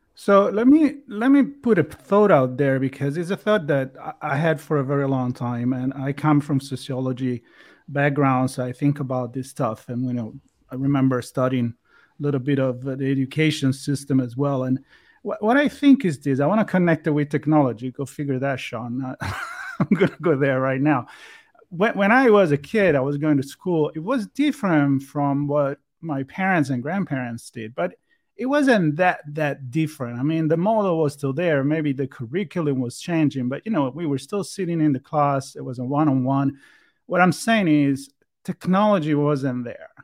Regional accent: Italy; moved away; me being Italian and growing up there

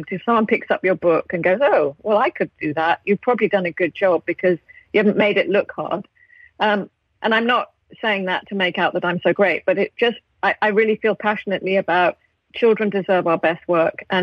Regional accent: United Kingdom; accent: British; I might. If I was really trying to be very British, I would say I should like to have a sandwich.

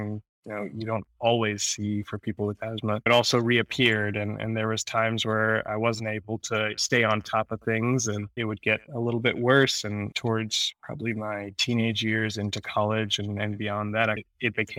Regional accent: New Jersey, United States; also born or lived in Queens, New York; So I'm born in Queens, New York. Spent the majority of my life in New Jersey, grew up in New Jersey

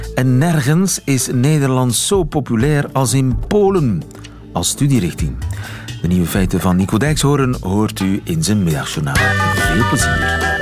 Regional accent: Flanders, Belgium; mijn eh, Vlaamse identiteit

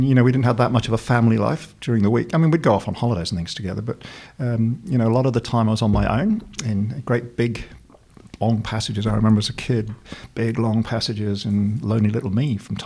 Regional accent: West Country, South West England, United Kingdom; also born or lived in Sheffield, Yorkshire / Oxford; Brought up mainly in the West Country in England

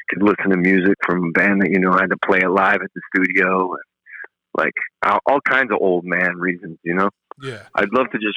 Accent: New England, United States; moved away; I even loved growing up in New England there.

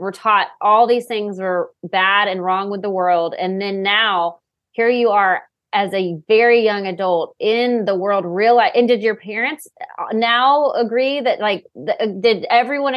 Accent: Waco, Texas, United States; I'm from Waco, Texas

